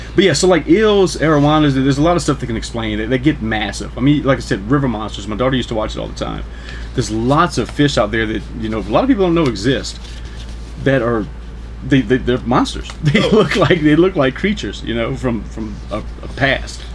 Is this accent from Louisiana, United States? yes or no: yes; New Iberia, Louisiana, United States; I'm from New Iberia, Louisiana. That's my hometown